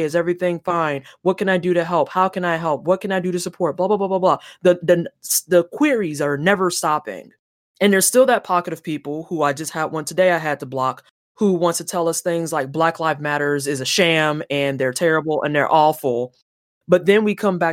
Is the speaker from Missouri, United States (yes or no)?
yes; St. Louis, Missouri, United States; moved away; also born or lived in Indiana; I'm originally from St. Louis, Missouri